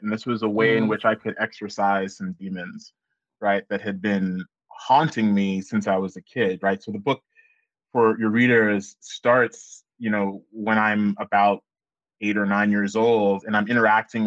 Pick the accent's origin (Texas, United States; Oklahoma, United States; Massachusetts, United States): Oklahoma, United States; growing up in Oklahoma